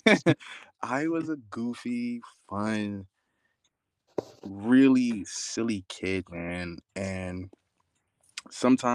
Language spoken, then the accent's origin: English; New York City, New York, United States; moved away; I was born in Queens, born in Far Rockaway